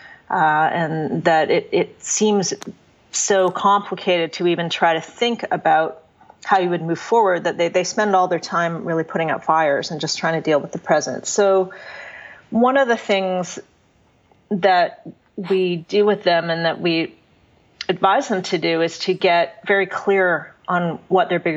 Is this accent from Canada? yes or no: yes; Canada; now in United States; I'm a Canadian living in the U.S.